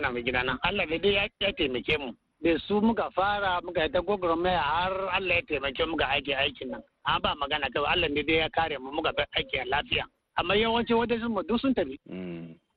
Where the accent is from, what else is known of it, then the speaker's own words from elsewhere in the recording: Kaduna, Kaduna State, Nigeria; moved away as an adult; now in Maiduguri, Nigeria; ni dan Kaduna ne